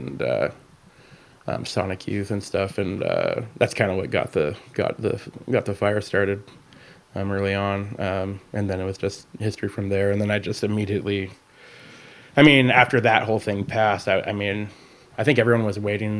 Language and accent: English; Rainier, Washington, United States; I grew up in a small town just outside of Olympia, Washington, called Rainier